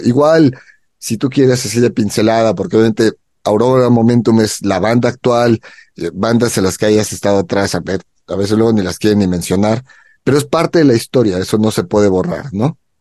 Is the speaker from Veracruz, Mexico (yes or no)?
no; Mexico City, Mexico; ahora nos toca a la Ciudad de México apoyar a nuestra gente